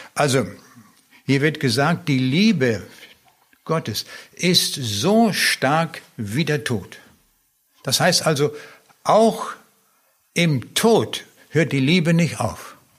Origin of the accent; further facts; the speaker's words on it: Lüchow, Lower Saxony, Germany; also born or lived in East Prussia / Föhr, Schleswig-Holstein; dann haben wir im Wendland gewohnt also hier im äußersten Zipfel von Niedersachsen. Und dann bin ich in Lüchow zur Schule gegangen